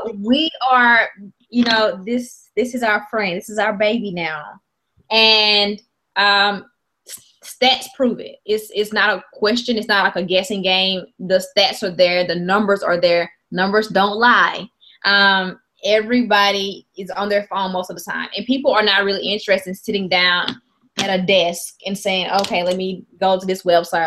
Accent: Mississippi, United States; I'm from Mississippi

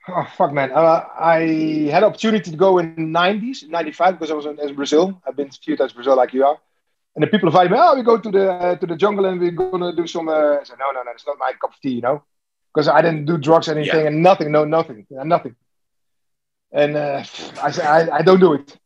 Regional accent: Netherlands; I'm, I'm from Holland

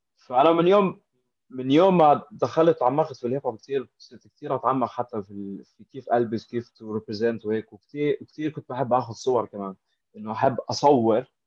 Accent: Amman, Amman Governorate, Jordan; now in Dubai, United Arab Emirates; انا من عمان من الاردن

